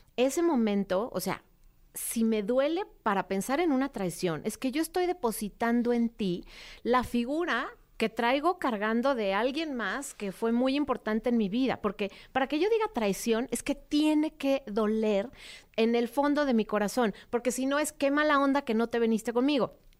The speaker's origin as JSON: {"language": "Spanish", "region": "Mexico City", "country": "Mexico", "tie": "born or raised there", "said": "Viví primero en una que se llamaba, se llamaba Prado Churbusco y después en San Ángel"}